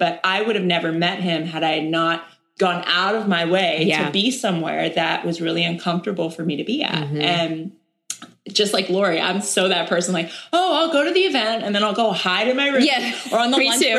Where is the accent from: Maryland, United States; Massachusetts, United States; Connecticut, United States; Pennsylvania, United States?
Pennsylvania, United States; Erie; I have all these people now from my hometown